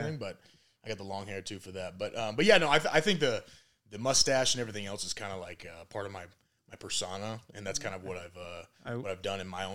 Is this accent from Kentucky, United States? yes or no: no; San Diego, California, United States; I'm from San Diego, California, but my dad's side's all from Plainfield, New Jersey